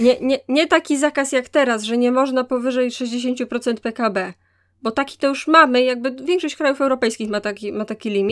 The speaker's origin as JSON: {"language": "Polish", "town": "Wrocław", "region": "Lower Silesian Voivodeship", "country": "Poland", "said": "ja jako wrocławianka z, z dziada pradziada"}